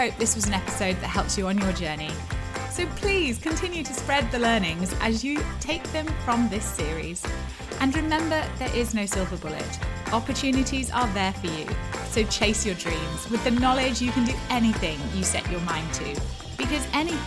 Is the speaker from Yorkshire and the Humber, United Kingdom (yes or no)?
no; London, United Kingdom; I'm from London